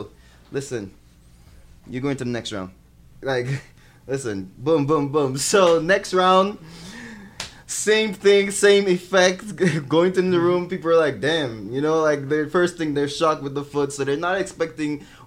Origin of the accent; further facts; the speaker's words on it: Jamaica; moved away; being an English Jamaican, you know, fresh in the city, you know, speaking just a bit of French